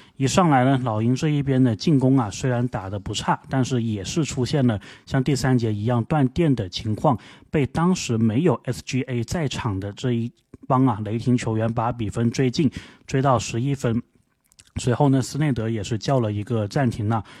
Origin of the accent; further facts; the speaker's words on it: Guangdong, China; accent: Guangdong accent; 我这广东口音